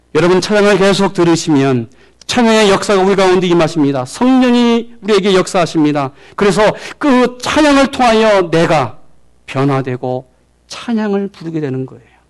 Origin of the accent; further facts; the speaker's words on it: South Korea; now in United States